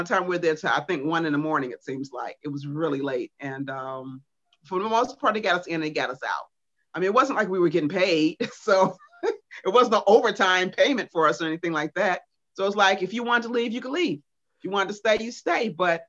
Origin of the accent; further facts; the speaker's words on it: Chicago, Illinois, United States; they knew I was there from Chicago and I was going home. So Don found out I was from Chicago.